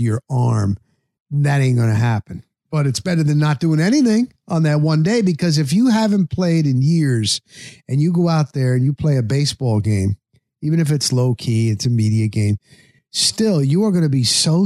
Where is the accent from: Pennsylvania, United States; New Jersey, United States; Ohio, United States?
New Jersey, United States; I grew up in New Jersey